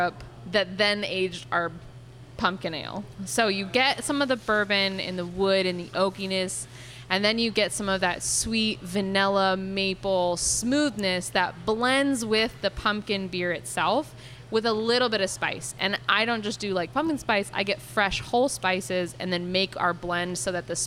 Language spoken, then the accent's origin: English; Connecticut, United States; moved away as an adult; now in Houston, United States; I am from Connecticut